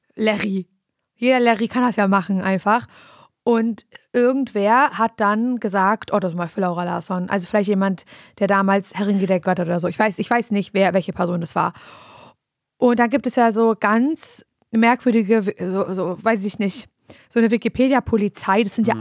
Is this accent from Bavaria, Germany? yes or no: no; Parchim, Mecklenburg-Vorpommern, Germany; moved away as an adult; also born or lived in Berlin; Ich komme ursprünglich aus Parchim